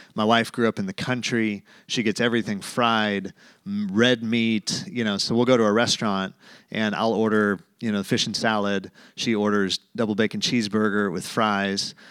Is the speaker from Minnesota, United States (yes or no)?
no; Tulsa, Oklahoma, United States; moved away; I grew up in Tulsa, Oklahoma, went to Jinx High School